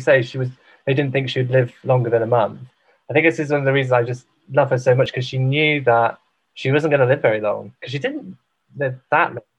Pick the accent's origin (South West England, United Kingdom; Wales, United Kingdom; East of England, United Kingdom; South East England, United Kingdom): Wales, United Kingdom